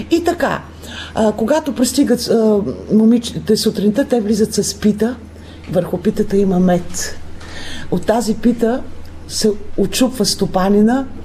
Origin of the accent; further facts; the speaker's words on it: Bulgaria; До ние също отбелязваме този празник, защото сме българи.